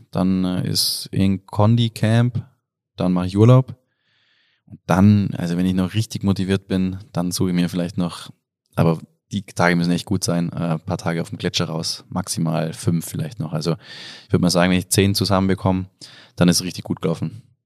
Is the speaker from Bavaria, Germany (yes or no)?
yes; Oberstdorf, Bavaria, Germany; komme aus Oberstdorf, aus dem Allgäu